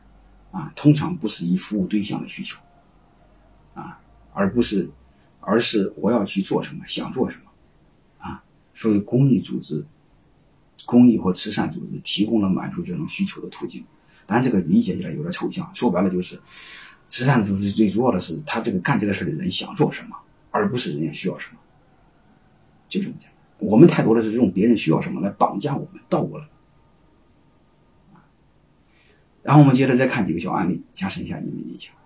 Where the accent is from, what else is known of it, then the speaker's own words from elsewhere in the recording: Hubei, China; 我是湖北人，说句心里话，不想让你们捐，你们可以卖给我们